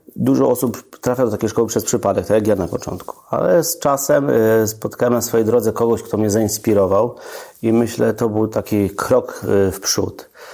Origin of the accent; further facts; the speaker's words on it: Trzcianka, Greater Poland, Poland; also born or lived in Piła; now in Oborniki Śląskie, Poland; Ja pochodzę z Wielkopolski, no i posta- e, z Trzcianki